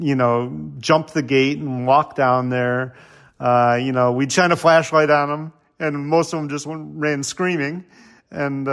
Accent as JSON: {"language": "English", "town": "Barrington", "region": "Illinois", "country": "United States", "tie": "born or raised there", "said": "I grew up in Barrington"}